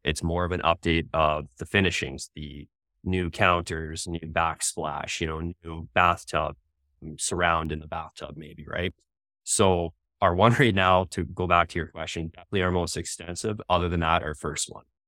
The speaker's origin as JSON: {"language": "English", "region": "Ontario", "country": "Canada", "moved": "as an adult", "lives_now": "Calgary, Canada", "said": "I'm originally from Ontario"}